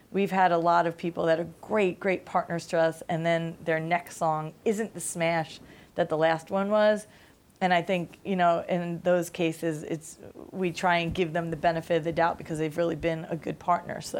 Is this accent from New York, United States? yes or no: yes; Staten Island, New York, United States; I come from Staten Island. My accent was way thicker back in the day.